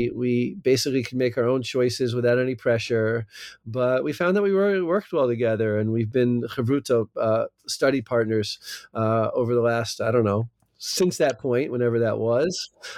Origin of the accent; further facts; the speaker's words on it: New Jersey, United States; accent: American; moved away as an adult; also born or lived in California; now in Israel; I live in Israel now, but I have an American, maybe not a New Jersey accent, but that's because I'm from South Jersey